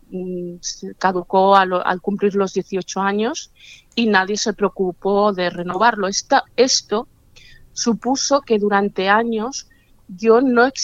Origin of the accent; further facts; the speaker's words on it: Barcelona, Catalonia, Spain; born there; pues si nací en Barcelona, ¿por qué no vuelvo a Barcelona a empezar otra vez a ver qué sucede?